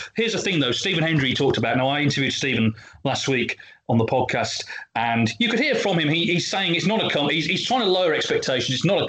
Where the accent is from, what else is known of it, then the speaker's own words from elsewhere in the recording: England, United Kingdom; Luckily, I grew up in England during the 80s snooker boom and managed to get all my major academic assignments based on snooker.